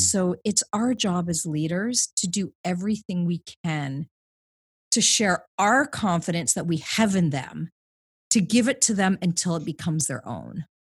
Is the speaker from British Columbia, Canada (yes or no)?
no; Southwestern Ontario, Canada; moved away as an adult; also born or lived in London, Ontario / Toronto; now in Vancouver, Canada; I grew up in Ontario, Southwestern Ontario